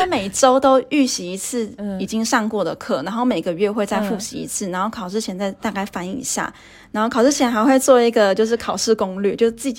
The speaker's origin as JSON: {"language": "Chinese", "region": "Taipei", "country": "Taiwan", "moved": "as an adult", "lives_now": "Portugal", "said": "那选云科只是因为因为北科也在台北嘛，然后我是台北人嘛，所以。"}